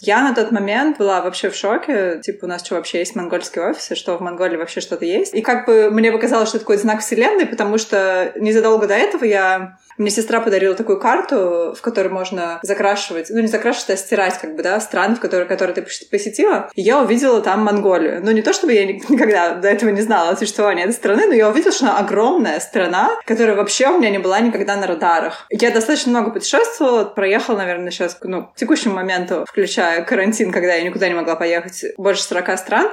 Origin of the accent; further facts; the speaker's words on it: Nizhny Novgorod, Nizhny Novgorod Oblast, Russia; moved away as an adult; also born or lived in Mongolia; now in Brisbane, Australia; Я из Нижнего Новгорода, но сейчас я живу в Австралии.